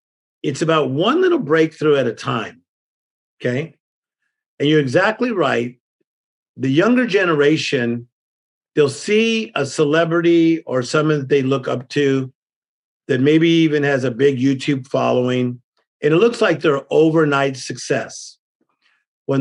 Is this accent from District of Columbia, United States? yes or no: no; Compton, California, United States; I'm from Compton.